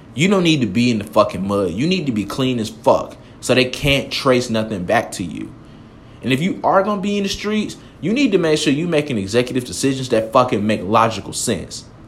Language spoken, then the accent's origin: English; Atlanta, Georgia, United States; I'm from Atlanta